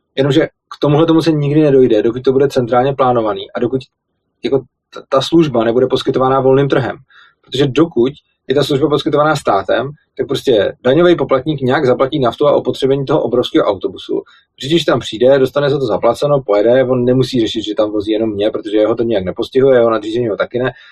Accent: Plzeň, Plzeň Region, Czechia; když jsem byl malý, tak já pocházím z Plzně a žil jsem vlastně v malé vesnici vedle Plzně

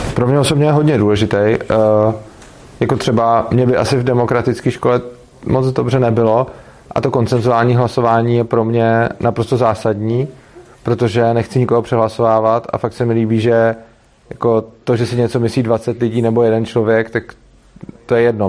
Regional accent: Prague, Czechia; jsem z Prahy a, eh, dojíždím do Brna

